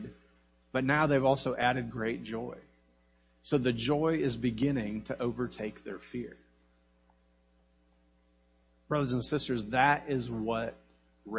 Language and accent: English; Kansas, United States; I grew up in Kansas in the middle of nowhere, and it was what we called Tornado Alley.